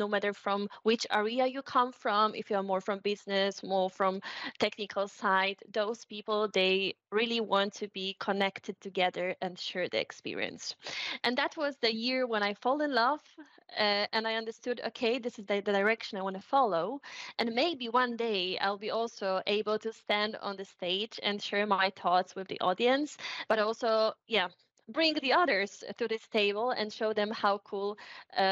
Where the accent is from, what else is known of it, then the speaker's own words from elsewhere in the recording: Poland; moved away; also born or lived in Warsaw; I'm from Poland, lived in that times in Warsaw